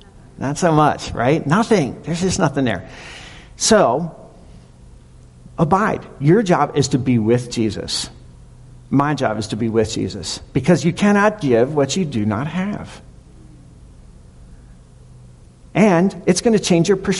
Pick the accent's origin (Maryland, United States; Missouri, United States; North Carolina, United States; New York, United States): Maryland, United States; moved away; I'm from Maryland